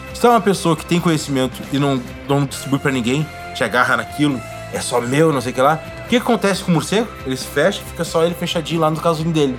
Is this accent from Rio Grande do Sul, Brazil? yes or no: yes; Porto Alegre, Rio Grande do Sul, Brazil; moved away; lá da onde eu vim, em Porto Alegre